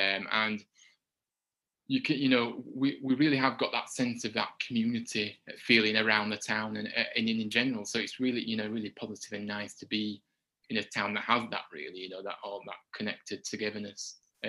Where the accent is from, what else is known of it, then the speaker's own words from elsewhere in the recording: Huddersfield, Yorkshire and the Humber, United Kingdom; So I was brought up in Huddersfield. So I was born here.